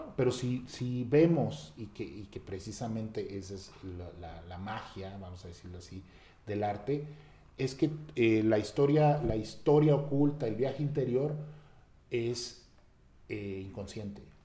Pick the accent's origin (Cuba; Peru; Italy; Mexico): Mexico; como mexicanos